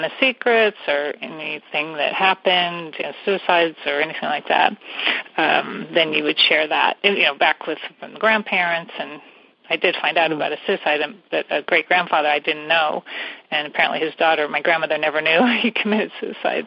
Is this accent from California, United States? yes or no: yes; San Francisco Bay Area, California, United States; I'm from the San Francisco Bay Area